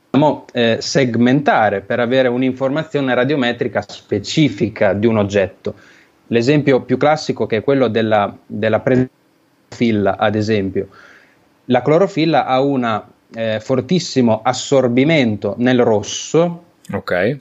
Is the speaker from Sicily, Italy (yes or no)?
no; Emilia-Romagna, Italy; moved away as an adult; now in Bologna, Italy; sono romagnolo